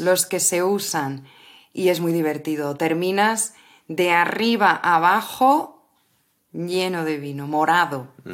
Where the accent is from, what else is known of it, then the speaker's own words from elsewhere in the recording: Madrid, Community of Madrid, Spain; las personas de Madrid